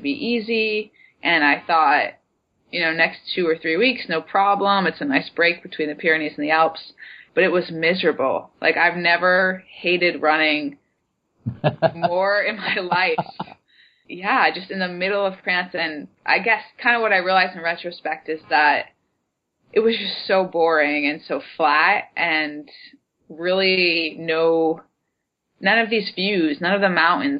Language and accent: English; United States; I'm an American